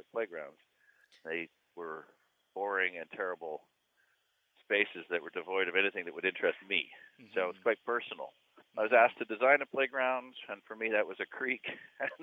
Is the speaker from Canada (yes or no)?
yes; Hamilton, Ontario, Canada; when I was five, growing up in Hamilton